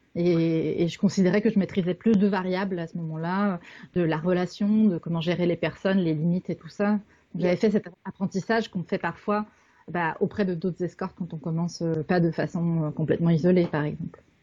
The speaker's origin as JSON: {"language": "French", "country": "Canada", "said": "je suis canadienne"}